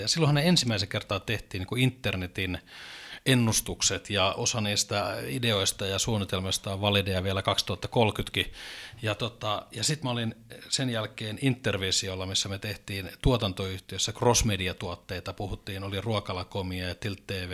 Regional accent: Oulu, North Ostrobothnia, Finland; also born or lived in Little Rock, Arkansas; Mä olen alun perin oululainen

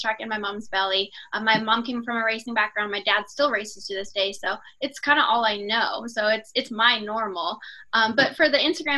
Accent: Canada; I grew up in Canada racing dirt

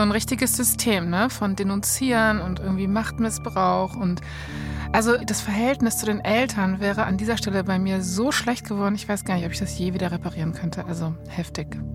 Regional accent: Berlin, Germany; Ich bin in Berlin aufgewachsen.

